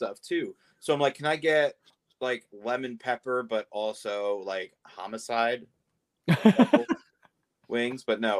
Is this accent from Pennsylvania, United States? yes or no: yes; Philadelphia, Pennsylvania, United States; I'm from Philly.